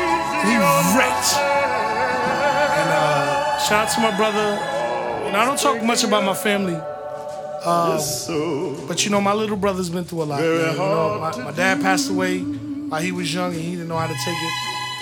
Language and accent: English; New York, United States; growing up in New York was really tough, man.